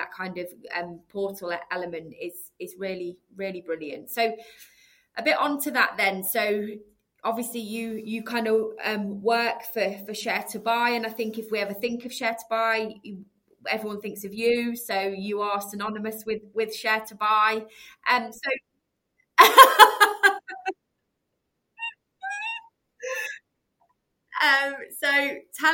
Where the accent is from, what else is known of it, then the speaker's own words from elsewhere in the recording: Leicester, East Midlands, United Kingdom; I'm from Leicester